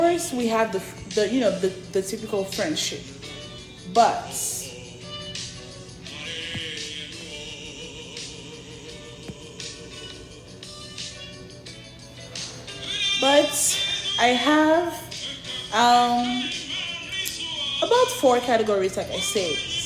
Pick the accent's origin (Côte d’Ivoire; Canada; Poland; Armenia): Côte d’Ivoire; moved away; I don't live in my home country. Born and raised in Ivory Coast, Cote d'Ivoire